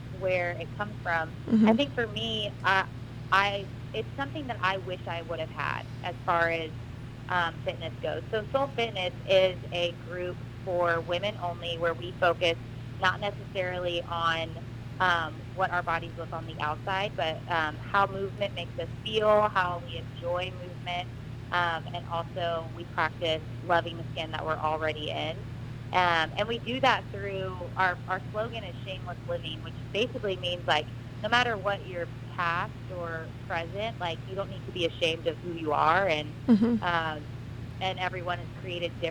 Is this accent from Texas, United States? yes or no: yes; Dallas, Texas, United States; moved away as an adult; now in Wilmington, United States; I'm from Dallas, Texas.